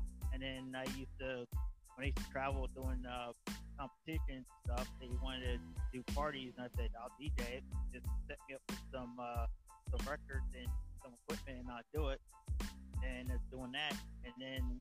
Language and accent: English; Southampton, New Jersey, United States; I'm out of Southampton, New Jersey, right outside of Port Dix